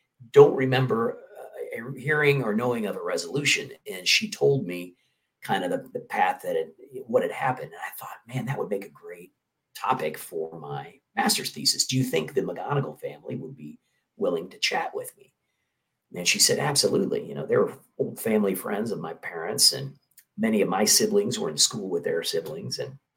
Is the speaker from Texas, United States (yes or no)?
no; Kansas City, Missouri, United States; moved away; I was home, back to my home in Kansas City, visiting my mother. And I took her to daily mass at the parish church where we grew up in Kansas City.